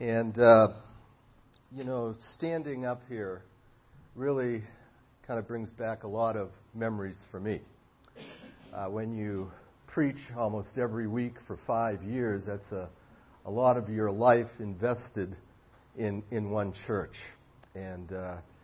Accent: Boston, Massachusetts, United States; also born or lived in Indianapolis, Indiana / Collingswood, New Jersey; now in Arizona, United States; I'm an American citizen, born and raised in Boston

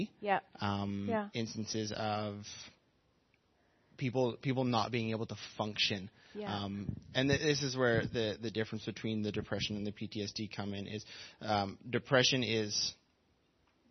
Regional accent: Vancouver, British Columbia, Canada; I don't live here. I'm from Vancouver

